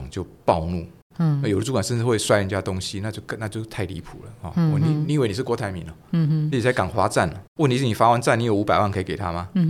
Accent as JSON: {"language": "Chinese", "country": "Taiwan", "first_language": "Taiwanese Hokkien", "said": "我喜欢讲台语了，因为台语是我的母语哈。"}